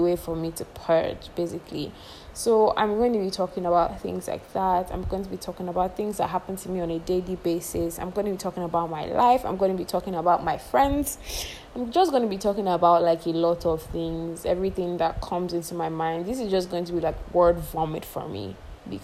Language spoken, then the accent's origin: English; Nigeria; I am a Nigerian girl living in Nigeria